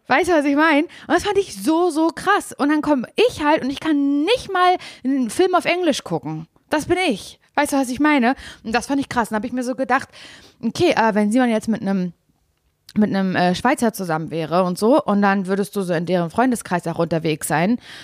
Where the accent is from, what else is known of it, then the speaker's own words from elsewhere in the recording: Berlin, Germany; ich bin ja Großstadtgöre, ich denke mir so, hä, mit unfreundlichen Leuten kenne ich mich wirklich sehr gut aus, ich komme aus Berlin